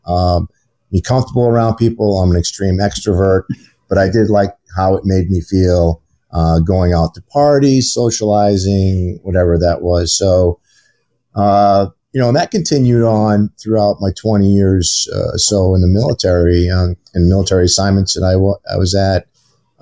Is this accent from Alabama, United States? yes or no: no; Maine, United States; I grew up in the great state of Maine